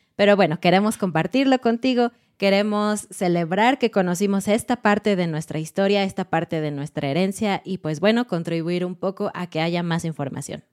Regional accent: Mexico

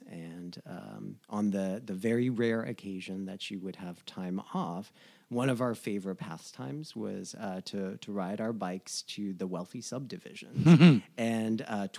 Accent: New Jersey, United States; now in Los Angeles, United States; know, growing up in New Jersey, going to school in New York and Providence and stuff like that.

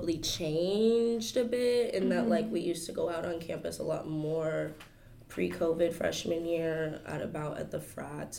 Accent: Dallas, Texas, United States; I'm from Dallas, Texas

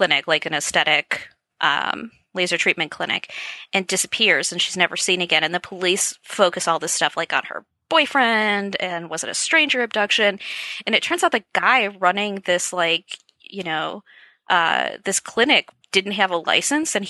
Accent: Wisconsin, United States; I'm from Wisconsin

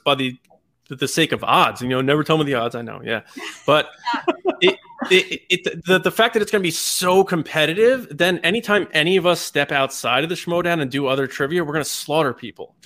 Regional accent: Long Island, New York, United States; I'm born and raised on Long Island

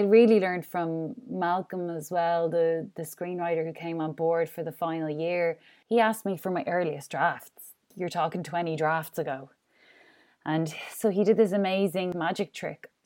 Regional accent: Ireland; I'm Irish, like, I'm in a drink culture as well

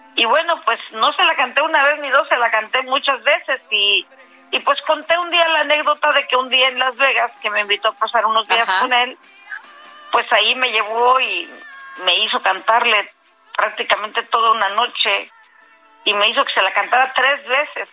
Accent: Matamoros, Tamaulipas, Mexico; soy de Matamoros, Tamaulipas

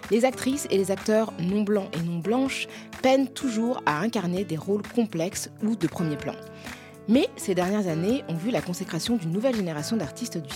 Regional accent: France; je suis une femme noire, je suis euh, originaire du Mali et du Sénégal. Je suis française.

